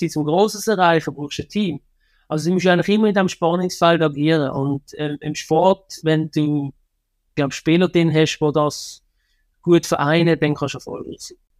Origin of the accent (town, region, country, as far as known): Switzerland